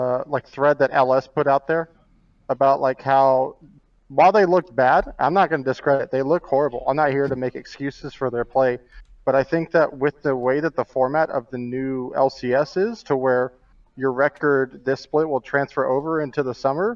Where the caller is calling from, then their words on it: Phoenix, Arizona, United States; I'm calling from Phoenix, Arizona.